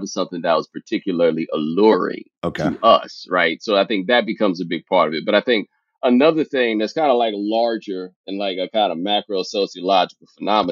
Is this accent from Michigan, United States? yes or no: no; Houston, Texas, United States; I grew up in Houston